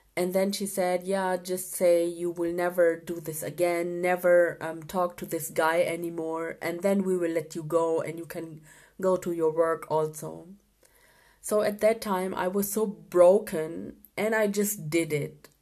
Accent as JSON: {"language": "English", "country": "Germany", "tie": "born or raised there", "also_born_or_lived": "Pakistan", "said": "I was born in Pakistan um, in 1985, but after one year, I came with my parents to Germany and I grew up here."}